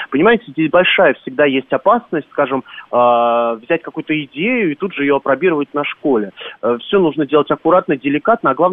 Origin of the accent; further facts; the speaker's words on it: Moscow, Russia; И я как э, москвич, то есть очень зрения, что там родился, мне, конечно, грустно было это слушать